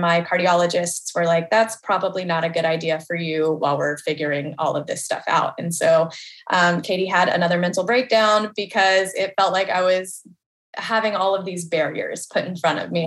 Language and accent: English; Nashville, Tennessee, United States; I'm born and raised in Nashville, Tennessee. I've been here my whole life.